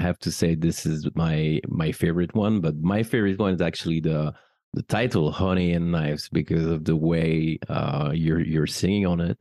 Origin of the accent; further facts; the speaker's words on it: France; as a French person